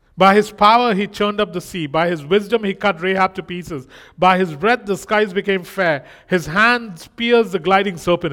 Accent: India; moved away; I'm Indian

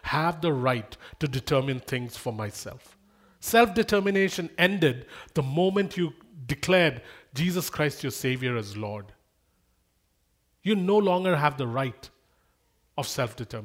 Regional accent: India; moved away

